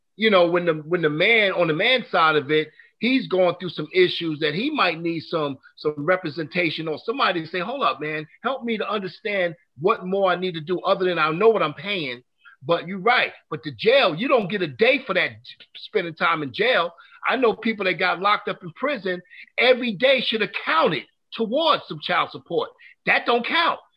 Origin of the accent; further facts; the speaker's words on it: New York, United States; now in North Carolina, United States; I'm originally from New York